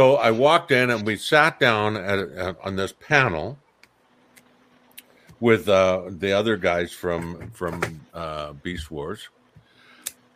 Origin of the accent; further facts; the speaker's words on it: Cornwall, South West England, United Kingdom; moved away; from my home, well, not my hometown, but very close to my hometown down in Cornwall